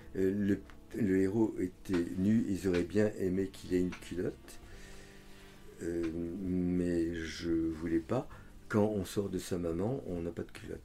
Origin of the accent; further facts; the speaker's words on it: France; je suis français